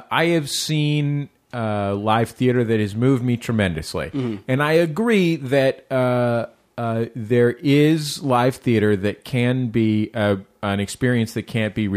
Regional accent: San Francisco, California, United States; I grew up in San Francisco.

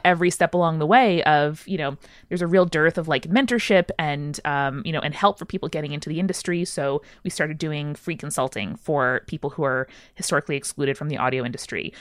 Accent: Long Island, New York, United States; I grew up in the suburbs of New York City on Long Island

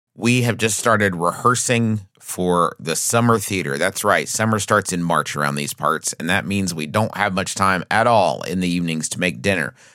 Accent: United States

